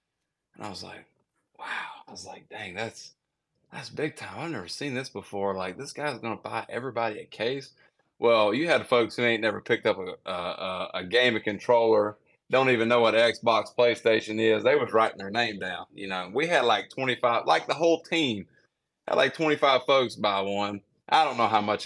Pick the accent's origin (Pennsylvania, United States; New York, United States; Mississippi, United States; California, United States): Mississippi, United States; I'm from Mississippi.